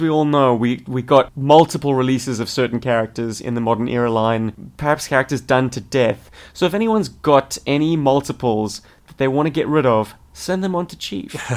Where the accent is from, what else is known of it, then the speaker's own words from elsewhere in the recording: South Africa; moved away as an adult; now in Australia; in South Africa, we call them muggies